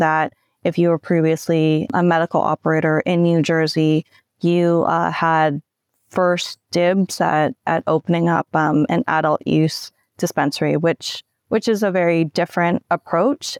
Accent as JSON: {"language": "English", "country": "Canada", "said": "I'm Canadian"}